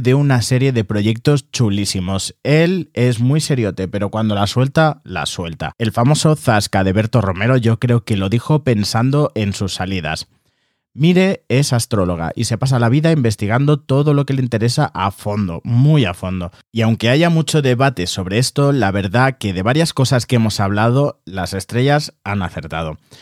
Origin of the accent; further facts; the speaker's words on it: Barcelona, Catalonia, Spain; moved away as an adult; now in Madrid, Spain; Soy de Barcelona, pero actualmente resido en Madrid por cuestiones laborales y creativas.